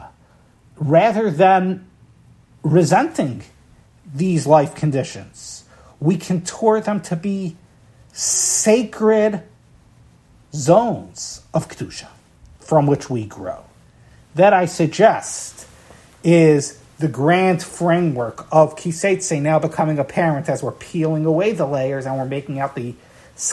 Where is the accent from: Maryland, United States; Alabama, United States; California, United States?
Maryland, United States; Baltimore; my hometown here in Baltimore.